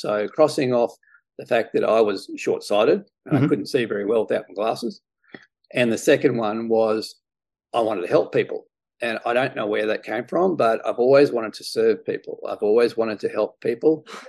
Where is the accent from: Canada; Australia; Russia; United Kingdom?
Australia; My parents weren't that pushy. I mean, you know, I lived 500 meters from a golf course.